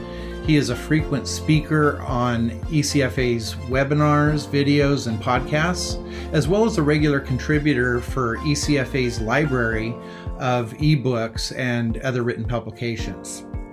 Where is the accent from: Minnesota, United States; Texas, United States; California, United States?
California, United States; Modesto; I grew up in Modesto, California